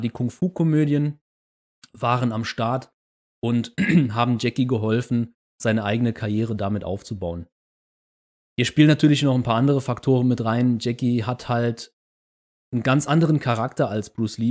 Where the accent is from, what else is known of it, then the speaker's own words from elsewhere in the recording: Saarland, Germany; wie man bei uns im Saarland sagt